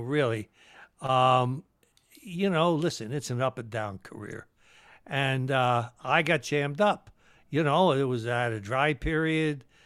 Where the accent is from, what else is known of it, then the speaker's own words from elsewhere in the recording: Philadelphia, Pennsylvania, United States; also born or lived in Trenton, New Jersey; I, I was raised in Northeast Philly, though.